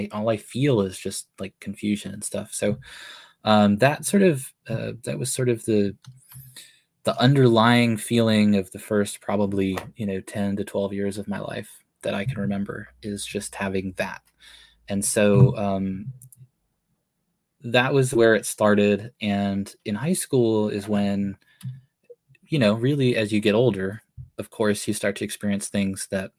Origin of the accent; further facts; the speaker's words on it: Massachusetts, United States; moved away as an adult; now in California, United States; I grew up in Massachusetts.